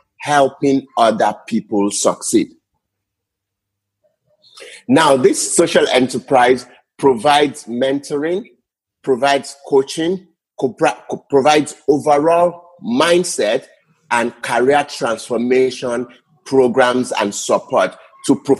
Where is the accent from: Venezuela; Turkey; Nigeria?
Nigeria; moved away as an adult; now in Canada; I am from Niger, our people. By the way, I left Nigeria in 2018 to come to Canada.